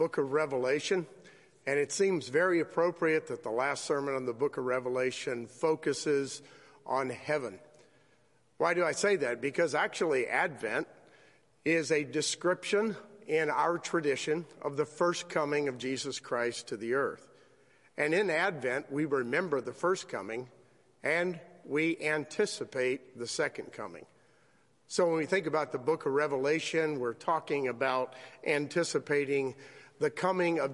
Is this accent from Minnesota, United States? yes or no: no; South Florida, United States; I was raised in South Florida